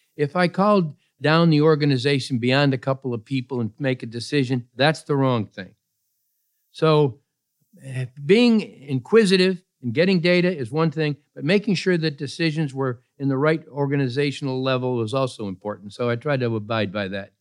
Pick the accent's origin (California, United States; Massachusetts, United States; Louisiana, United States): Massachusetts, United States; Pittsfield; I was born in Pittsfield, Massachusetts